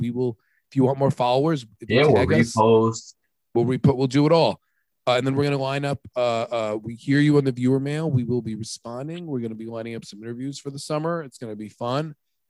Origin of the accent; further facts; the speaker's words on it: Riverhead, New York, United States; Splish Splash, where I grew up in Riverhead.